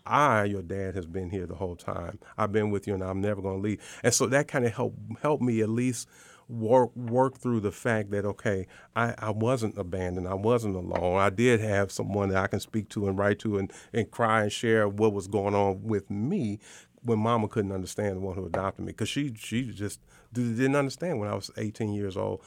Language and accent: English; Chicago, Illinois, United States; moved away as an adult; also born or lived in Iowa; now in Arkansas, United States; I grew up in the South Side of Chicago